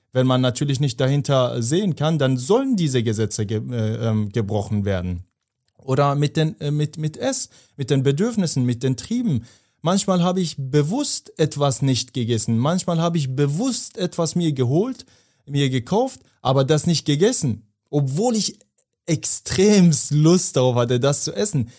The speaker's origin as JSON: {"language": "German", "country": "Afghanistan", "moved": "yes", "said": "ich komme ja aus Afghanistan"}